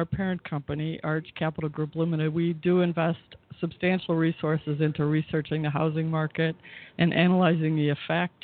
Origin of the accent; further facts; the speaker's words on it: Chicago, Illinois, United States; now in San Francisco, United States; I live in San Francisco now and love it, but I'm originally from the Midwest, from Chicago